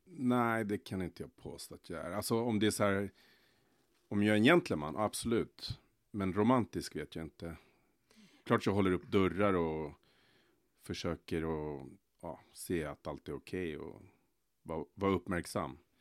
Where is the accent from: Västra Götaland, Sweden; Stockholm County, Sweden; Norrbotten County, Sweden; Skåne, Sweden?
Stockholm County, Sweden; Stockholm; also born or lived in Solna; jag är uppväxt i Rinkeby eh, fram tills jag var 16 år. Sen flyttade jag till Solna bland annat